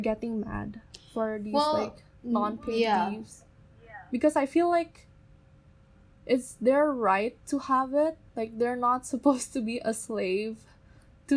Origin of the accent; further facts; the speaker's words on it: Indonesia; we are from the Chinese-Indonesian community